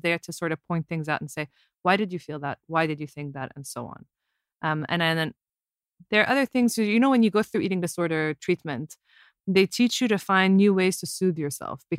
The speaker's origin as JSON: {"language": "English", "region": "Abu Dhabi", "country": "United Arab Emirates", "tie": "born or raised there", "said": "When I was growing up in Abu Dhabi, it's like our whole lives revolved around the ocean"}